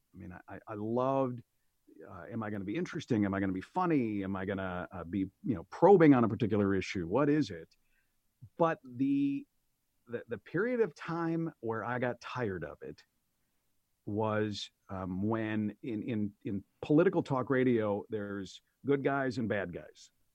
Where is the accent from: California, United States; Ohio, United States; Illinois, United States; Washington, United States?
Illinois, United States; Aurora; moved away as an adult; also born or lived in Oak Park; moved back to my hometown of Aurora to be by family